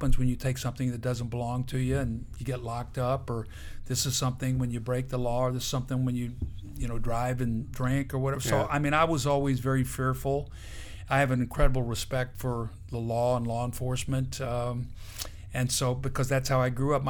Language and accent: English; Benton, Illinois, United States; I grew up in Benton, Illinois, a town of about 7,000 people